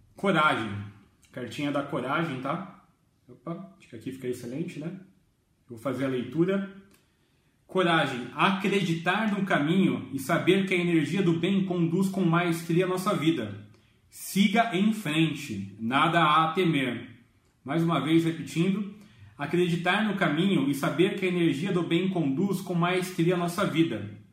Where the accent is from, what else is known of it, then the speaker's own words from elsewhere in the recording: Jundiaí, São Paulo, Brazil; eu sou de Jundiaí